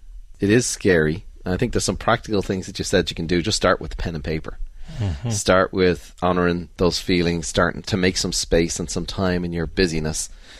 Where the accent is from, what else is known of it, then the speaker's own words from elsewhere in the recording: Ireland; You know, growing up in Ireland, you get on with it. You don't bring that up. You go for a few pints.